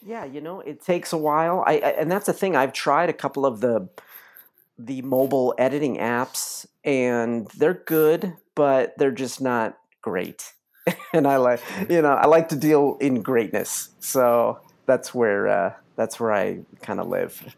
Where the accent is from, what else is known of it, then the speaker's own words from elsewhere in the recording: Los Angeles, California, United States; moved away as an adult; now in Joshua Tree, United States; I'm originally from Los Angeles, though. Born and raised, uh, native Angelino.